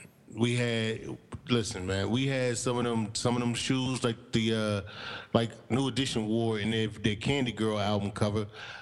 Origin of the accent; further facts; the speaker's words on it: New Jersey, United States; I grew up in Jersey.